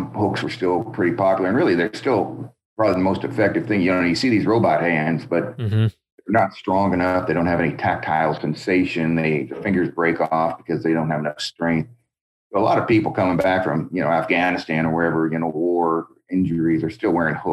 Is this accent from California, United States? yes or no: yes; about 2 hours from Davis, California, United States; also born or lived in Montreal / Wisconsin; now in Davis, United States; I'm about 2 hours from my hometown where I grew up